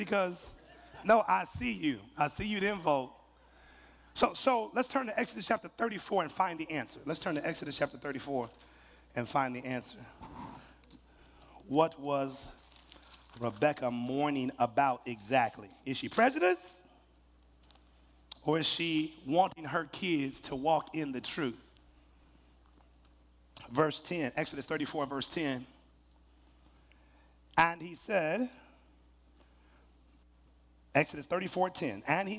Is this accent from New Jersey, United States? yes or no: no; Mississippi, United States; Baby, you know I'm from Mississippi.